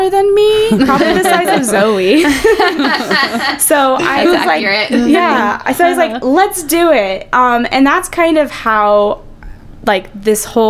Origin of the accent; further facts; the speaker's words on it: San Diego, California, United States; I grew up in San Diego